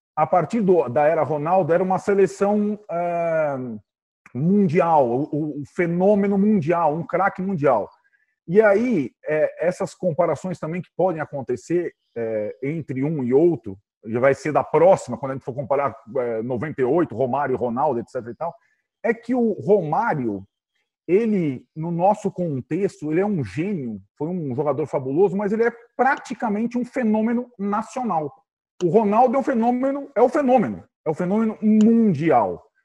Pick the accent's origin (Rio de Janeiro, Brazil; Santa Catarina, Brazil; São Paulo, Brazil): São Paulo, Brazil; mesmo sendo paulista